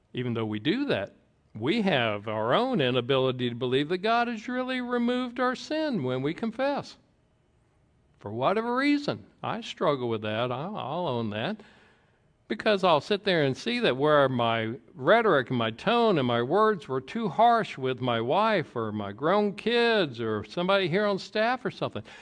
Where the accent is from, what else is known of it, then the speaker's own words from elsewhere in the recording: the South, Georgia, United States; I grew up in the South in, uh, Georgia